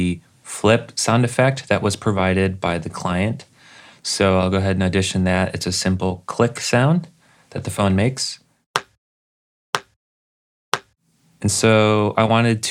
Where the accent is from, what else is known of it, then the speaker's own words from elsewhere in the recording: Chicago, Illinois, United States; now in Pensacola, United States; I'm originally from Chicago. I currently live in Pensacola, Florida